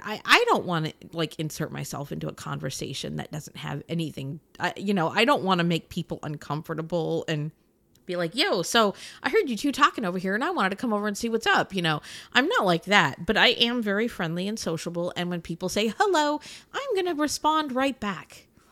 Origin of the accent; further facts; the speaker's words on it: United States; I'm an American